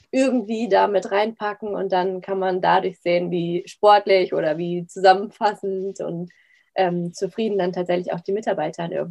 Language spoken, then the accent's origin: German; Hamburg, Germany; wir kommen ja auch, auch aus Hamburg, dass man da so einen virtuellen Lauf um Hamburg macht?